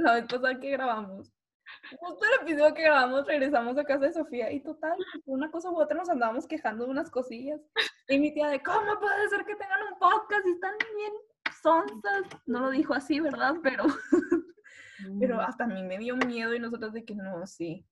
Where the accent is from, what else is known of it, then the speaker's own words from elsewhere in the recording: Reynosa, Tamaulipas, Mexico; soy de Reynosa